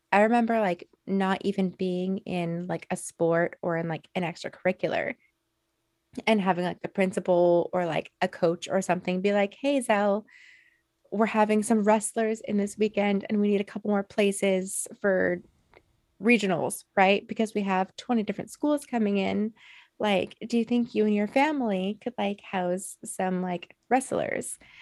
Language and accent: English; Alaska, United States; born or raised there